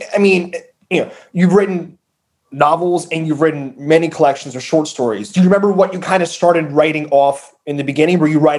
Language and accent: English; Northern New Jersey, United States; accent: Northern New Jersey; I have an accent from Northern New Jersey, which is not as pleasant.